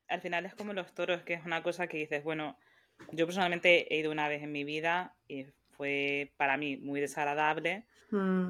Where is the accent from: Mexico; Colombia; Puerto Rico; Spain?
Spain; now in New York, United States; Somos dos españolas viviendo en diferentes partes de Estados Unidos